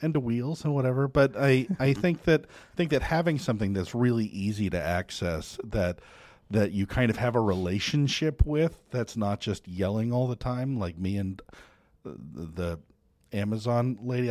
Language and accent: English; United States; I'm American